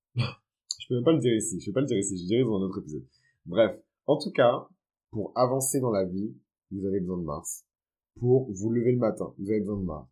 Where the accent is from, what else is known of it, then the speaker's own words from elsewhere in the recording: Benin; Moi, dans ma culture, qui est une culture qui est fond et yoruba, parce que je viens du Bénin